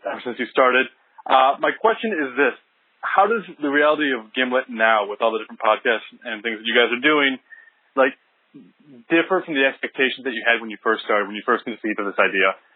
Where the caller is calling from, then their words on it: Tel Aviv, Tel Aviv District, Israel; I'm calling from Tel Aviv.